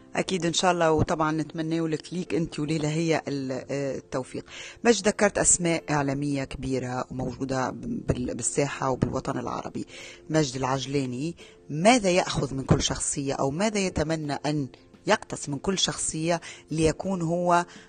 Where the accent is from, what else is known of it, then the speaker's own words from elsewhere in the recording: Tunisia; انا من تونس